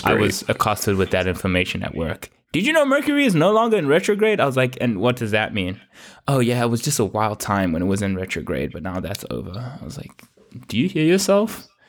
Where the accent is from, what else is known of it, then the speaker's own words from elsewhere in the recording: South Africa; I was South African